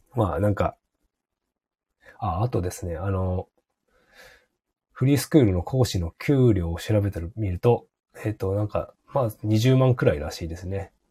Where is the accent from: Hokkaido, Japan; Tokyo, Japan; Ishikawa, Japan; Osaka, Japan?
Hokkaido, Japan; 北海道だと広すぎて、例えば僕の田舎の地元